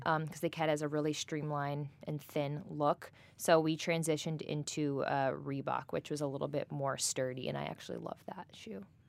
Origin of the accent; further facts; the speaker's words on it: Great Neck, New York, United States; I am originally from Great Neck, New York, born and raised in Long Island